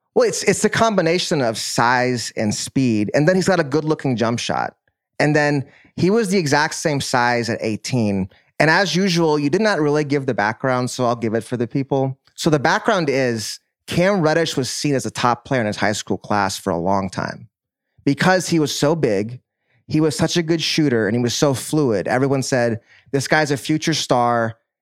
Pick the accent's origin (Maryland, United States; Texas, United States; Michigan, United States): Texas, United States; Dallas; I'm from Dallas